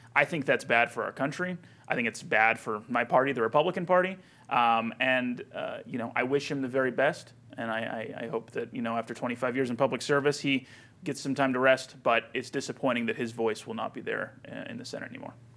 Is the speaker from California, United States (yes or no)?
yes; California, United States; now in Brighton, Colorado, United States; born and raised in California